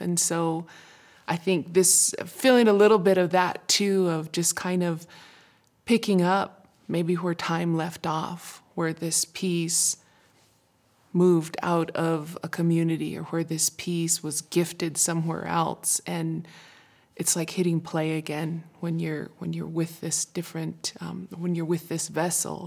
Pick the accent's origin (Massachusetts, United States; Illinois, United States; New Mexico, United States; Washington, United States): New Mexico, United States; Isleta Pueblo; from Shearhoop Dee